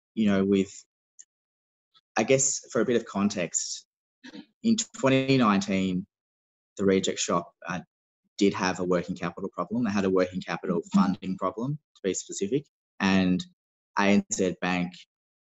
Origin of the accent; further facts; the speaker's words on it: Melbourne, Victoria, Australia; I'm from Melbourne